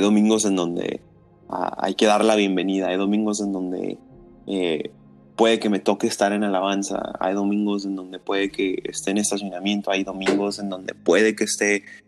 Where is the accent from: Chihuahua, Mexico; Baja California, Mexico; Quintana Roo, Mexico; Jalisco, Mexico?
Baja California, Mexico; Tijuana; soy de Tijuana, soy cholo de corazón